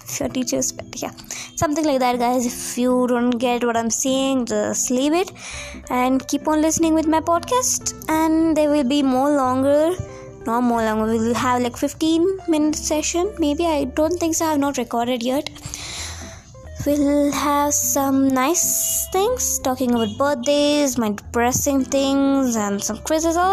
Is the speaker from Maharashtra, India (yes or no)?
no; Karnataka, India; English is a second language; I'm from India. Yes, you heard me, I'm an Indian girl and I am from the South India. It's Karnataka district, and if I use some Hindi phrases, cause that's because of I'm Indian, and my English is not at all good, cause I'm from a small town